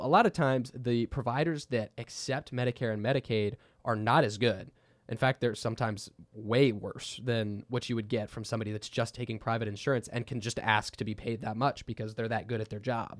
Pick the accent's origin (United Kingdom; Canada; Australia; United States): United States; Texas; we're from Texas